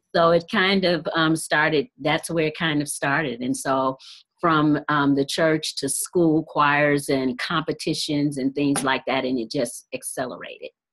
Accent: Detroit, Michigan, United States; I'm from Detroit, Michigan

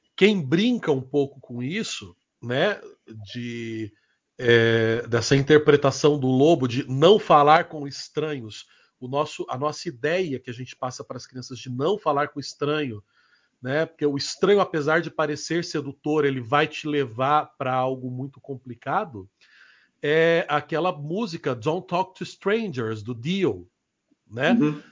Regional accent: Rondônia, Brazil; moved away; lá em Rondônia, onde eu fui criado

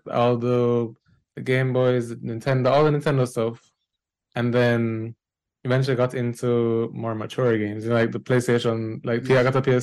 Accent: Jamaica; now in New York, United States; I'm a Jamaican born and raised game developer, currently living in New York.

